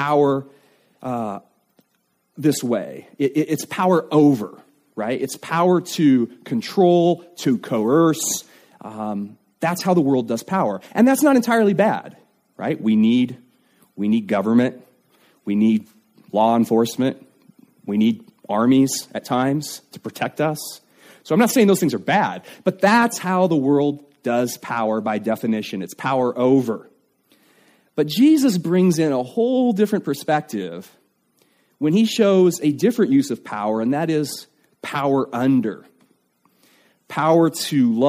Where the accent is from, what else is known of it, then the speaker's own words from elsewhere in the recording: United States; as an American